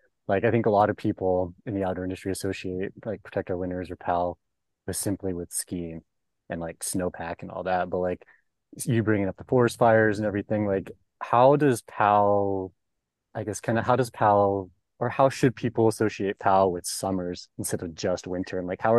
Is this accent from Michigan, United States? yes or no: no; Auburn, California, United States; now in Arizona, United States; I grew up in Northern California out by Auburn, and like it's like super dry out there, obviously. And like now living in Arizona